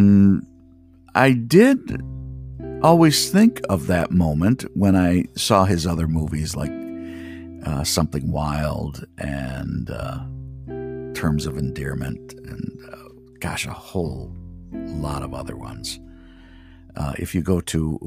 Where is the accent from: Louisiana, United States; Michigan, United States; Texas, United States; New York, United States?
Michigan, United States; I'm from Michigan